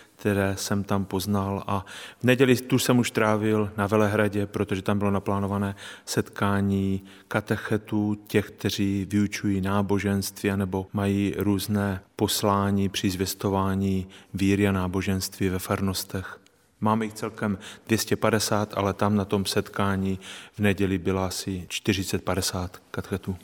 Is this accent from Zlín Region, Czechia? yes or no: yes; Strání, Zlín Region, Czechia; now in Olomouc, Czechia; kde jsem se narodil a prožil